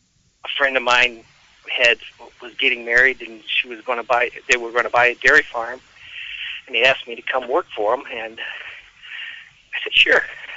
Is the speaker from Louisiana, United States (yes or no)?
yes; Louisiana, United States; also born or lived in California; now in Wisconsin, United States; No, I'm originally from Louisiana.